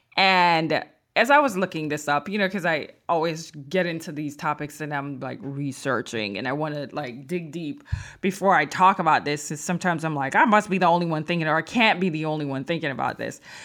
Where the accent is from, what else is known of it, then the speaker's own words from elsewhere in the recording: Jamaica; moved away; I'm from Jamaica